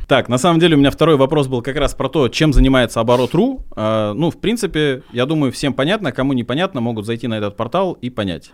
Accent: Oryol, Oryol Oblast, Russia; я человек с региона, я из Орла

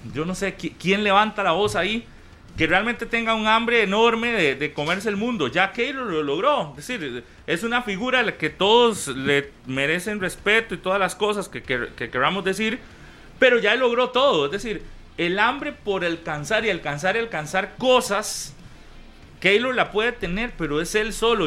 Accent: Costa Rica

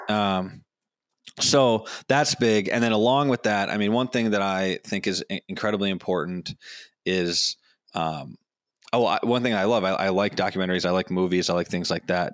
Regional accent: Madison, Wisconsin, United States; my hometown of Madison, Wisconsin

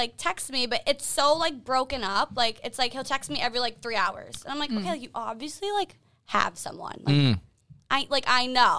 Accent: Boston, Massachusetts, United States; I'm from Boston.

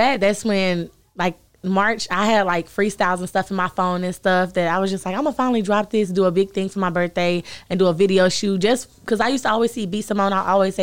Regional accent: Dallas, Texas, United States; also born or lived in Cedar Hill, Texas; really from Oak Cliff

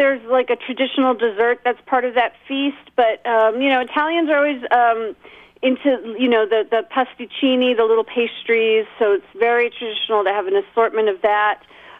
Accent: Northern Virginia, United States; I grew up in Northern Virginia. So yeah, I was definitely one of the weird ethnic kids.

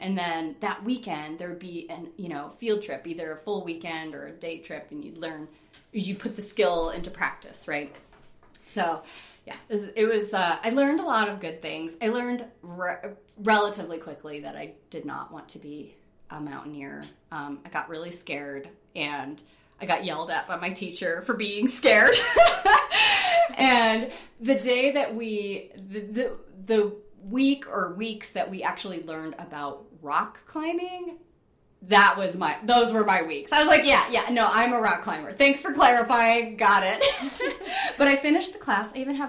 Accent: East Coast, United States; she was from the East Coast. I was from the East Coast. We were both Italian.

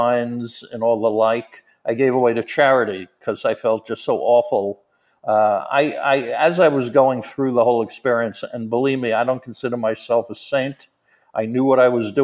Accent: New York, United States; also born or lived in South Florida; I'm from New York

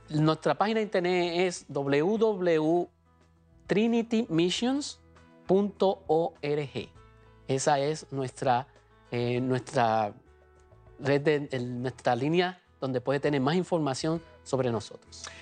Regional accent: Comerío, Puerto Rico; moved away as an adult; now in United States; en mi pueblo natal, allá en Comerío, Puerto Rico, de la diócesis de Caguas

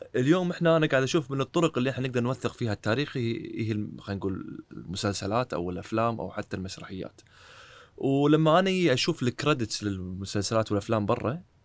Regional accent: Kuwait; عندنا بالكويت

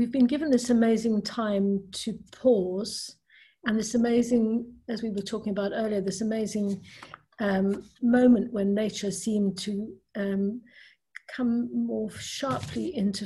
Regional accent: South Africa; moved away; I grew up in South Africa

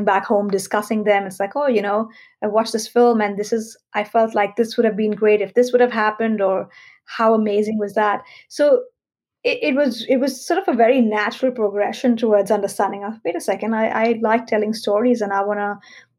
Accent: Mumbai, Maharashtra, India; I was born and raised in Mumbai

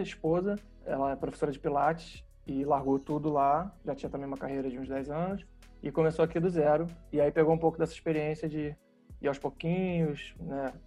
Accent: Rio de Janeiro, Brazil; moved away as an adult; now in Cascais, Portugal; Eu sou do Rio, da Zona Sul, criado por família classe média

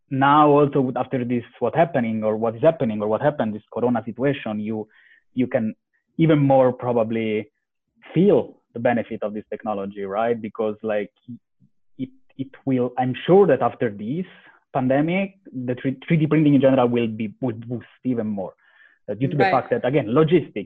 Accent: close to Rome, Lazio, Italy; moved away as an adult; also born or lived in Istanbul / London / Spain; I'm from Italy, born close to Rome

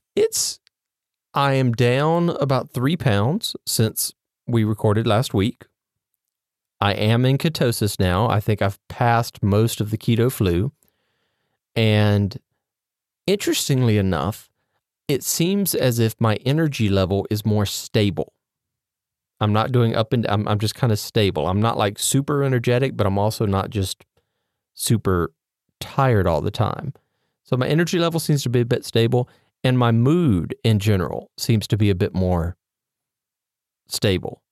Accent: Mississippi, United States; I am from Mississippi

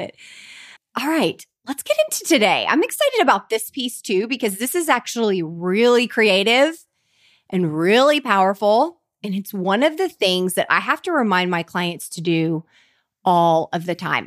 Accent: Oklahoma, United States; I grew up in a really tiny Oklahoma town

